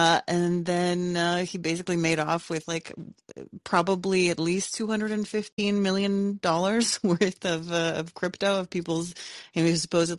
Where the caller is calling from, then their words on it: Canada; I'm calling from Canada